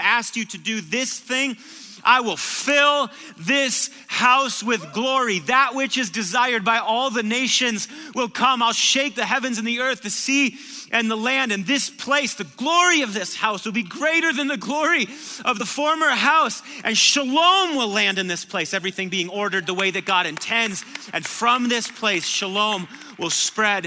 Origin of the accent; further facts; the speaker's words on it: Marshfield, Wisconsin, United States; I'm from Marshfield, Wisconsin. It's a little town of 18,000 people. So like the wildest thing that you could do in Marshfield was stay at Perkins until 2 a.m